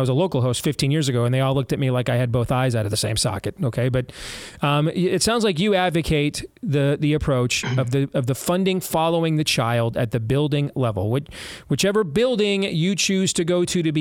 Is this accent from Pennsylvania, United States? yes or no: no; Iowa, United States; My home state of Iowa right here, where we are broadcasting globally from